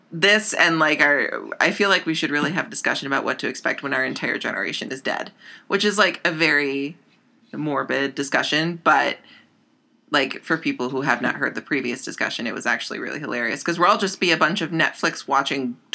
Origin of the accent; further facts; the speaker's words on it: New York, United States; I'm I'm from New York and I'm gonna go.